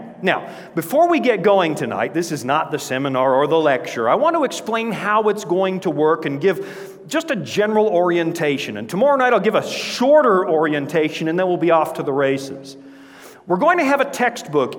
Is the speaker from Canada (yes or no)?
yes; Canada; moved away; Born and raised up near the Yukon border